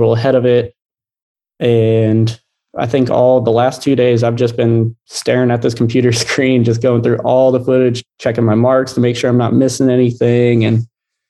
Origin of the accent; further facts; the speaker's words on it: Ohio, United States; I grew up in Ohio.